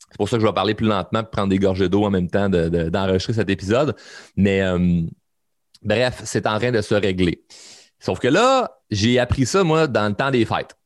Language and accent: French; Quebec, Canada; chez nous au Québec